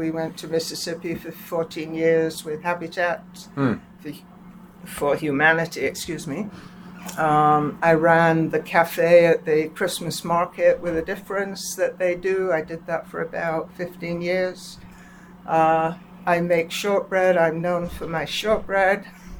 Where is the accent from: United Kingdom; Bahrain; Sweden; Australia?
United Kingdom; England; moved away as an adult; also born or lived in Canada; We came down from Canada. From England, 4 years in Canada, where my husband did a postdoc at McGill.